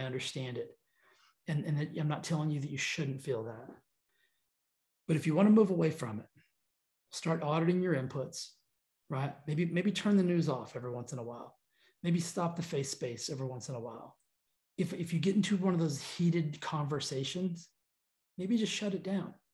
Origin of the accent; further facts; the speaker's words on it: United States; We're American